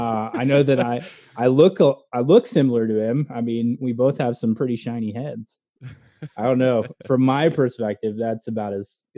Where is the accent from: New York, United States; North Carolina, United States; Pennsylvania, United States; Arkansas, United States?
Arkansas, United States; Fayetteville; moved away as an adult; So I am originally from Arkansas. So my hometown is Fayetteville, Arkansas, which I graduated from the University of Arkansas as an ROTC cadet.